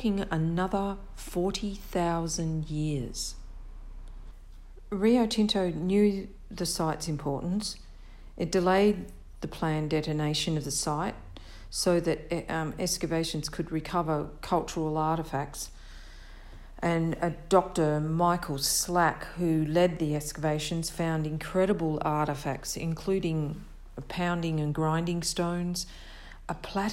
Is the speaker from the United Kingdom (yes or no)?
no; Victoria, Australia; moved away; the Australia I lived in was like a cool, rainy climate of Victoria at the time